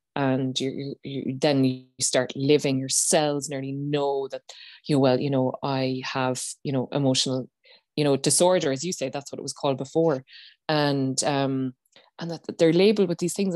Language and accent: English; Ireland; as Irish people